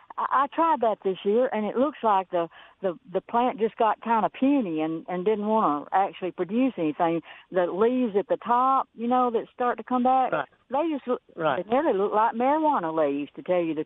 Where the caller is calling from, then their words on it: Boonville, Mississippi, United States; Hey, I'm in Boonville.